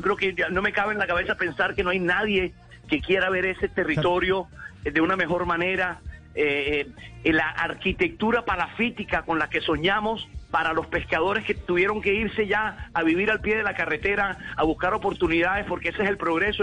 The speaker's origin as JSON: {"language": "Spanish", "country": "Colombia", "said": "como colombianos"}